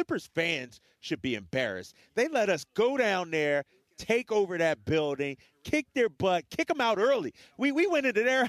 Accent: Philadelphia, Pennsylvania, United States; growing up in Philadelphia

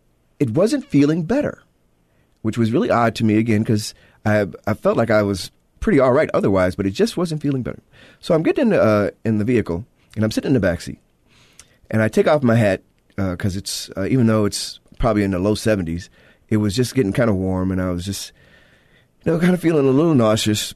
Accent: Chicago, Illinois, United States; I am from Chicago

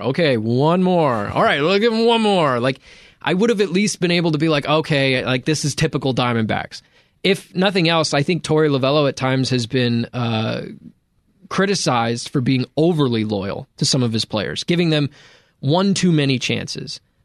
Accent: Cleveland, Ohio, United States; I'm from Cleveland

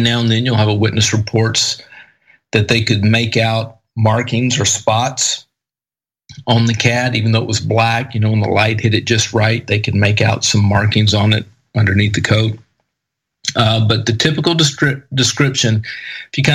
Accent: East Texas, United States; I grew up in East Texas

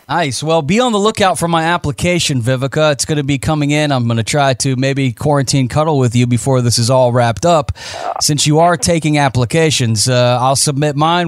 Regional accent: Florida, United States; also born or lived in Lafayette, Indiana; I didn't grow up there, but I was born there. I really grew up in Florida

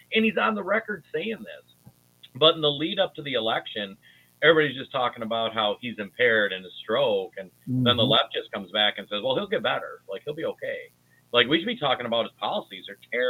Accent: Minnesota, United States; I'm from Minnesota

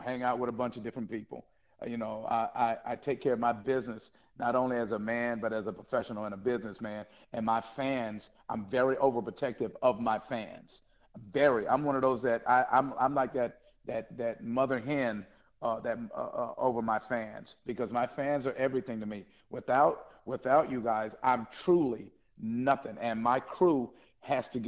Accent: the South, United States; I'm from the South

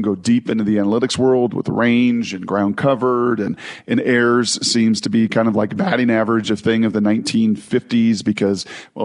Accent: Washington, United States; I grew up in Washington

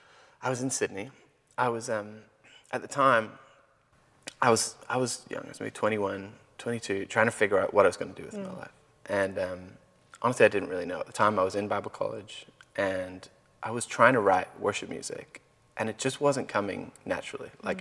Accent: Belfast, Northern Ireland, United Kingdom; moved away as an adult; I grew up in Ireland, in the north of Ireland, Belfast. And I was there the first 19 years of my life

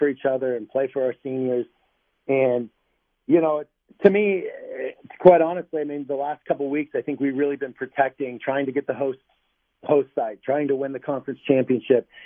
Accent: Grand Junction, Colorado, United States; now in Tucson, United States; We grew up in Grand Junction, Colorado

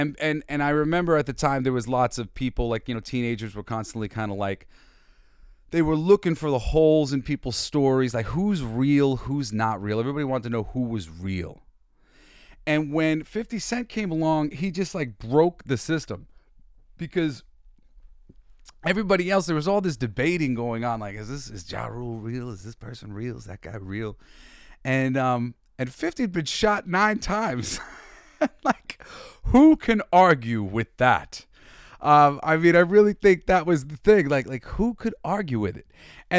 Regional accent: New York, United States; no, I'm from New York, motherfucker. I played football in Brooklyn

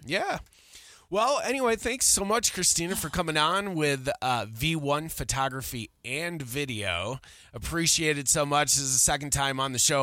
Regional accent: Buffalo, New York, United States; moved away as an adult; now in Colorado, United States; I'm from Buffalo.

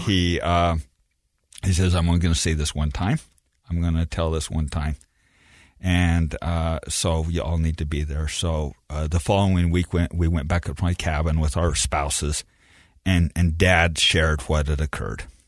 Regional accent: Beaver, Utah, United States; I grew up in Beaver, Utah. I am very proud of that.

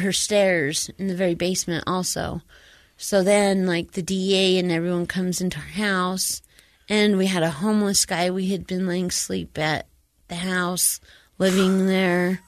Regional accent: Utah, United States; I was born here in Utah, born and raised here in Utah

